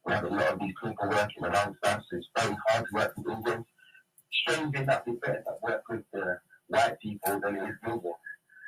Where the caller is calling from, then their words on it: London, United Kingdom; I'm calling from London, England